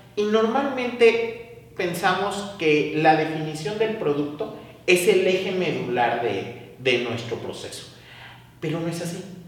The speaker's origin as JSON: {"language": "Spanish", "town": "Xalapa", "region": "Veracruz", "country": "Mexico", "tie": "born or raised there", "said": "soy originario de Jalapa, Veracruz"}